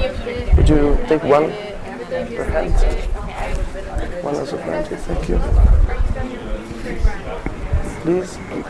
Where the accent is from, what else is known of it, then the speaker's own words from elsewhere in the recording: Italy; accent: Italian; English is a second language; moved away; also born or lived in Palermo, Sicily; As you can hear, I'm a Japanese, not really, I'm Italian. And I can try to fake a Japanese accent, but I thought that sticking with my Italian one could be fun.